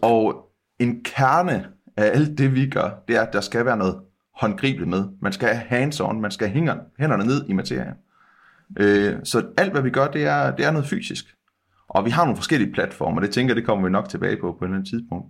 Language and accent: Danish; West Jutland, Central Denmark Region, Denmark; vi er jo vestjyder øh, begge